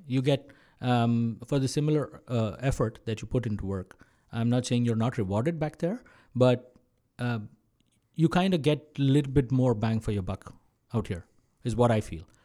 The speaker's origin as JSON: {"language": "English", "town": "Mumbai", "region": "Maharashtra", "country": "India", "tie": "born or raised there", "also_born_or_lived": "Kerala / United States", "moved": "as an adult", "lives_now": "Canada", "said": "I was born and brought up in Maharashtra, where Mumbai is. Uh, all my life I've been there"}